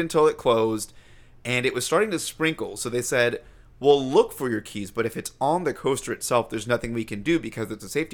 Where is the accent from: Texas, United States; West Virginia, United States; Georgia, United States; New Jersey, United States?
Georgia, United States; moved away; I grew up in Georgia